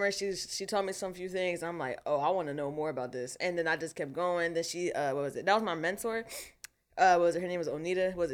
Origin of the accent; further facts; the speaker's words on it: Philadelphia, Pennsylvania, United States; I was born in Southwest Philadelphia.